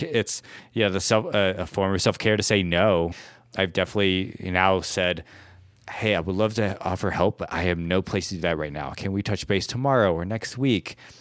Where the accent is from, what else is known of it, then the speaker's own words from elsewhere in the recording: Midwest, United States; as a Midwesterner, a fellow Midwesterner